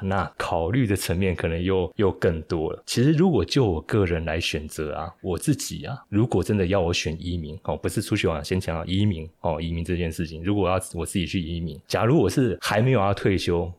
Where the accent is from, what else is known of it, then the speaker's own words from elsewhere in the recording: Taiwan; 身为台湾人，我们也蛮与有荣焉的哦，生活在这块土地上，我觉得，诶，真的不错。因为这样自己住起来这么多年，三十几年了